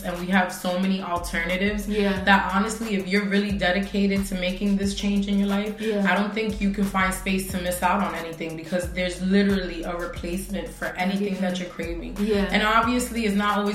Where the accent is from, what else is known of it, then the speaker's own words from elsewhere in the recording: New York City, New York, United States; I grew up in Corona, Queens